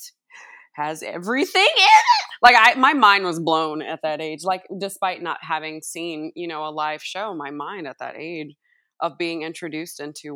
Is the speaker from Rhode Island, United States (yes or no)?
no; Columbia, Maryland, United States; also born or lived in St. Louis, Missouri; I grew up in Columbia, Maryland, originally from St. Louis, grew up in Columbia, Maryland